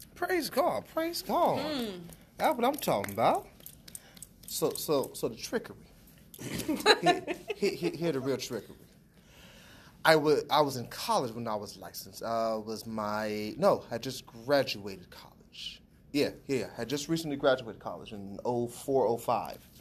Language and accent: English; Aliquippa, Pennsylvania, United States; moved away; also born or lived in Columbus; I'm from Aliquippa, which is the Pittsburgh area. I'm living in Columbus.